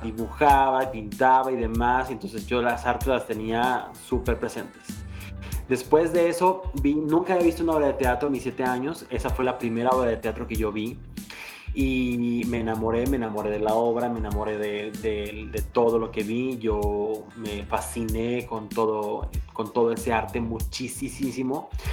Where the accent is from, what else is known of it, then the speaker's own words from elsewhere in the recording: Morelos, Mexico; moved away as an adult; now in Mexico City, Mexico; me urgía terminar de estudiar para venirme a la Ciudad de México, porque yo soy de Morelos